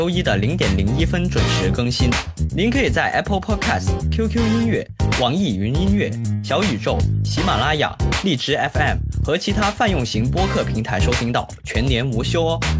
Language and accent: Chinese; Pearl River Delta, Guangdong, China; 然后我从小是在广东珠三角这边长大。其实小的时候去港澳那边也比较多，澳门也比较多一些